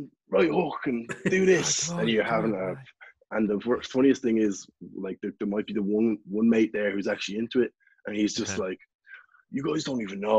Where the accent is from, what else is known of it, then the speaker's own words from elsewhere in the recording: Ireland; also born or lived in New Zealand; being Irish